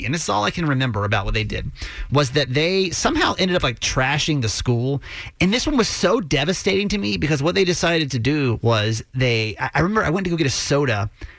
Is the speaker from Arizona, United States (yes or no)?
no; Georgia, United States; now in Maryland, United States; I grew up in Georgia, so it was a little bit more of a rural area.